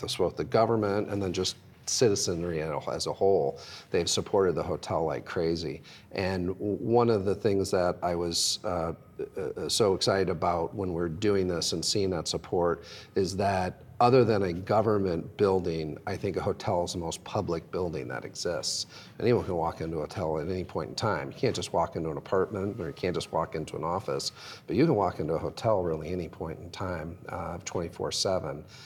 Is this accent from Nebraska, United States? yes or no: yes; Omaha, Nebraska, United States; moved away as an adult; also born or lived in East Coast / Chicago; I grew up in Omaha in the 70s and 80s, and it was actually it was a down on its luck city back then.